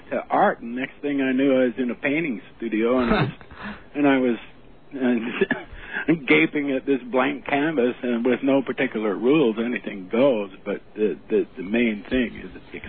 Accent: Utah, United States; moved away as an adult; my background is I came from Utah down into California in about 1966 to teach college.

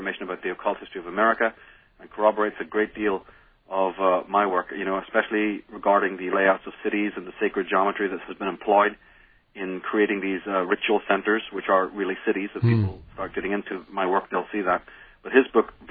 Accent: Belfast, Northern Ireland, United Kingdom; moved away; growing up in Belfast

